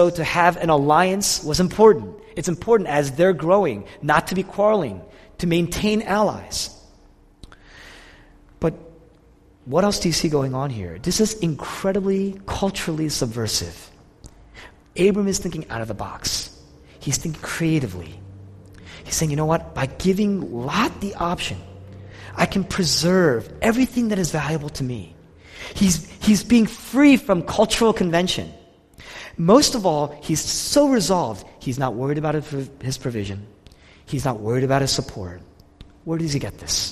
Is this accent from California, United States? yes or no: no; Philadelphia, Pennsylvania, United States; we're from Philadelphia